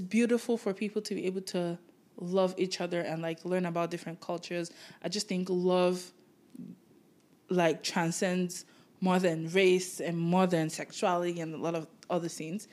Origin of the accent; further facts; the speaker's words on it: Nigeria; now in Canada; I grew up in Nigeria, and it's a majority black